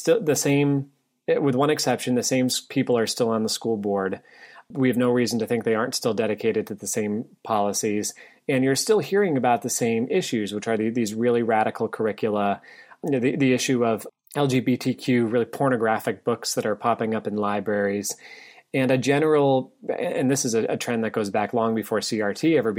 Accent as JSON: {"language": "English", "region": "Northeast", "country": "United States", "tie": "born or raised there", "said": "Where I grew up in the Northeast, it was almost always after Labor Day we would go back, or just before Labor Day, depending on the year."}